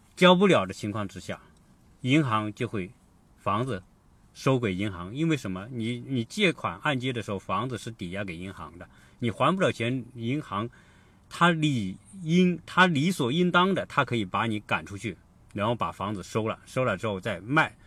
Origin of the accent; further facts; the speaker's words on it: China; now in United States; 我们中国人是这样